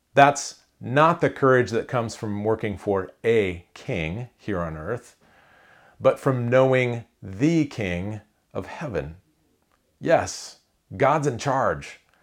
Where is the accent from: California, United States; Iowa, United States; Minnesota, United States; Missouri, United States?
Iowa, United States; I grew up in Iowa